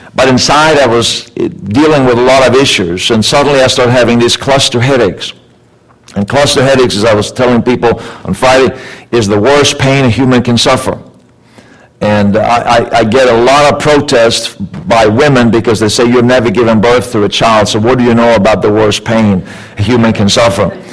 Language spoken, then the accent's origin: English; Sweden; also born or lived in Canada; now in California, United States; I was born and raised in Sweden